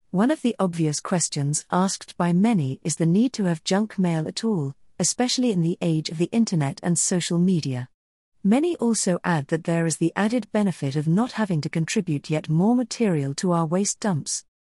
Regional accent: South Australia, Australia; also born or lived in United Kingdom / United States; my home state of South Australia

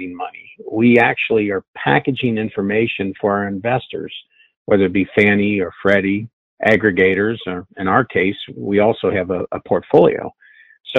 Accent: Cincinnati, Ohio, United States; I'm from Cincinnati

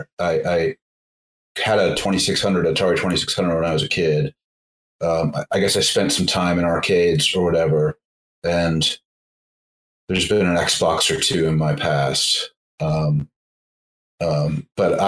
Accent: Boston, Massachusetts, United States; moved away; also born or lived in Huntington Beach, California; I grew up in Boston

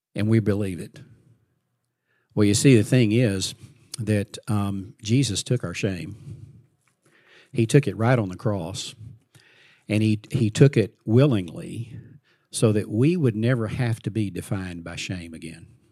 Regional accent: Fort Worth, Texas, United States; I grew up in Fort Worth, Texas

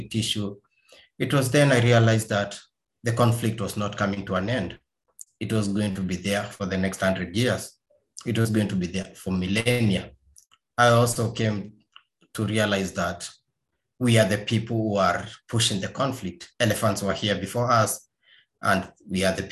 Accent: eastern Kenya, Kenya; I'm Kenyan, born in Eastern Kenya

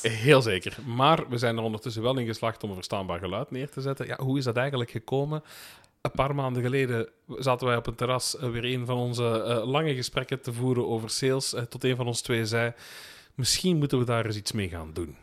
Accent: Limburg, Flanders, Belgium; also born or lived in Ekeren, Antwerp; now in Antwerp, Belgium; ik ben geboren in het Limburgse, woon ondertussen

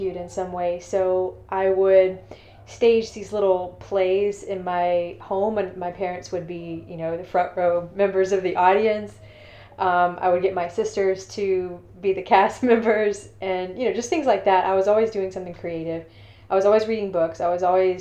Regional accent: Thomson, Georgia, United States; also born or lived in Augusta, Georgia; I was born in St. Joseph's Hospital in Augusta, Georgia. But I grew up in Thompson, which is about 30 minutes away from where I was actually

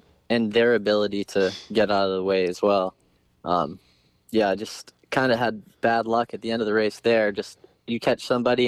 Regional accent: Connecticut, United States; I grew up in Connecticut, riding local Hare scrambles

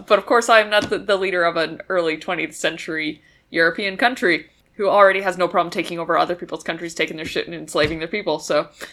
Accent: Canada; born or raised there

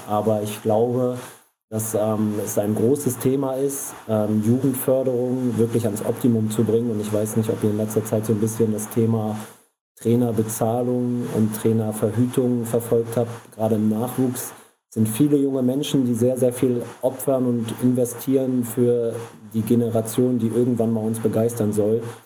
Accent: Rostock, Mecklenburg-Vorpommern, Germany; moved away; also born or lived in Hamburg; ich bin gebürtig aus Rostock

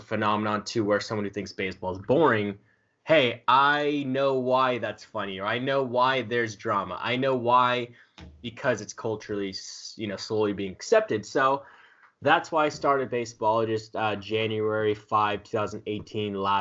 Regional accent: Southern California, United States; I'm from Southern California

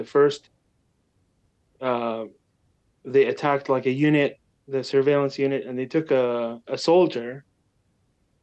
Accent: Gaza City, Gaza Strip, Palestine; now in United States; I grew up in Gaza City

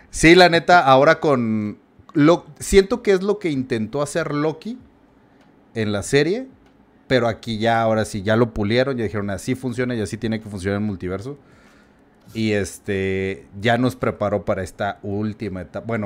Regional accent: Mexico; como mexicano sí la pasamos mal.

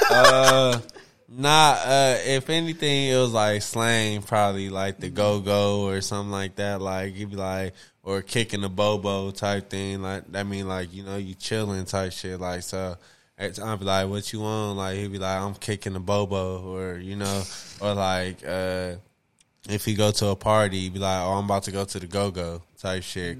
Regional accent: Compton, California, United States; growing up in Compton

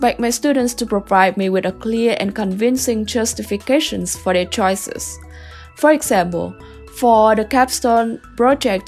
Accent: Vietnam; moved away as an adult; now in Kansas, United States; I came from Vietnam, a very different country in comparison to the America

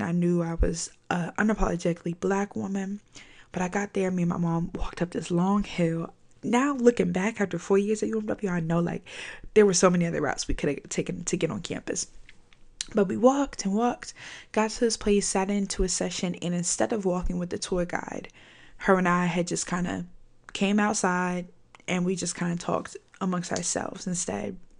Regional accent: Virginia, United States; I'm from Virginia

